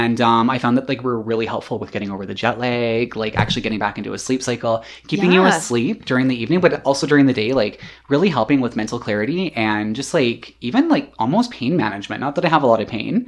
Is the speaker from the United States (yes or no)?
no; Canada; we're Canadian